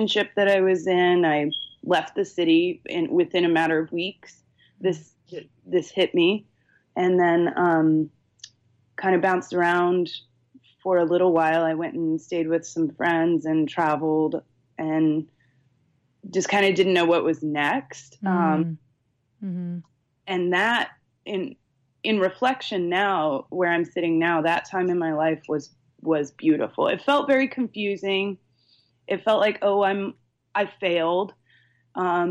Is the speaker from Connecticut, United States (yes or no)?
no; Charleston, South Carolina, United States; also born or lived in Chicago; now in San Luis Obispo, United States; I grew up on the East Coast. I'm originally from Charleston, South Carolina.